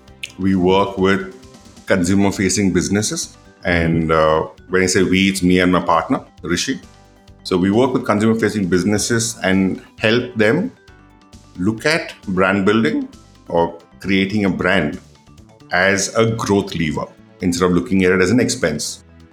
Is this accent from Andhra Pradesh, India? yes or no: no; Coimbatore, Tamil Nadu, India; Well, I am from the small town called Coimbatore, Tamil Nadu. {S1} Okay. {S2} And that's where I grew up largely.